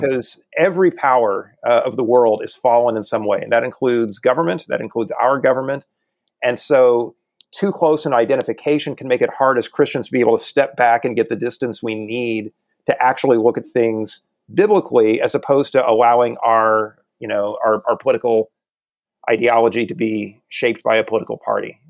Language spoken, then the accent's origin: English; the Ozarks, Southwest Missouri, United States; I grew up in in Southwest Missouri in the Ozarks